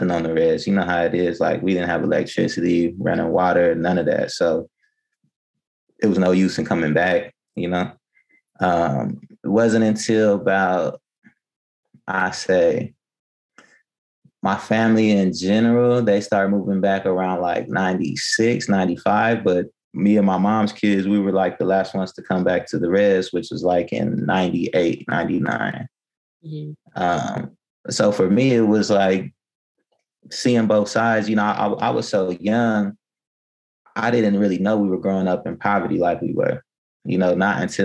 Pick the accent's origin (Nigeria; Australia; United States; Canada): United States; Bakersfield, California; also born or lived in Kumeyaay Nation reservation, San Diego; now in San Diego, United States; I was born in Bakersfield, California